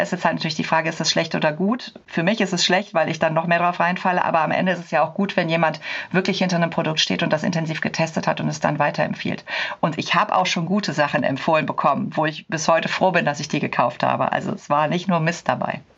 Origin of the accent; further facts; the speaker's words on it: Cologne, North Rhine-Westphalia, Germany; ich komme aus Köln.